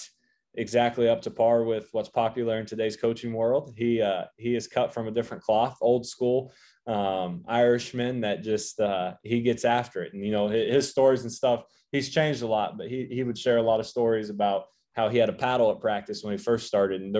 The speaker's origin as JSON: {"language": "English", "region": "Northeast Oklahoma", "country": "United States", "also_born_or_lived": "Missouri", "moved": "as an adult", "lives_now": "Nebraska, United States", "said": "I'm from Northeast Oklahoma"}